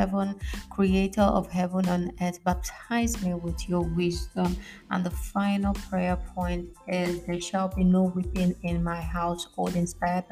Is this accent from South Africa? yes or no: no; Nigeria; moved away as an adult; now in Italy; Yes, I'm a Nigerian.